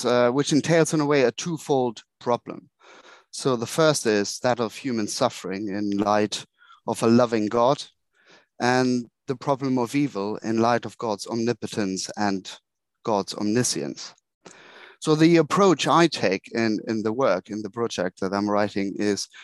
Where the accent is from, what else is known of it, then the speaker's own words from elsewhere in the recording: Germany; accent: German; moved away as an adult; now in London, United Kingdom; I was born in Germany, grew up and came over for ordination training in 2007